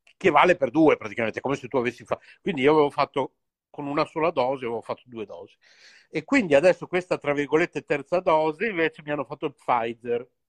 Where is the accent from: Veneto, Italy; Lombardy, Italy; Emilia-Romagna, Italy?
Emilia-Romagna, Italy; Bologna; io sono nato a Bologna